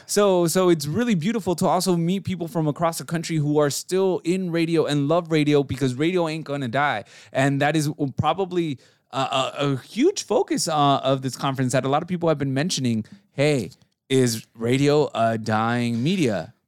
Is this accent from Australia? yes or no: no; Mexico; moved away; growing up in Mexico